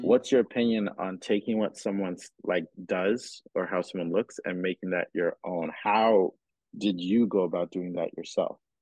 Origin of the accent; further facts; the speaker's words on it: Cameroon; moved away; I grew up in Cameroon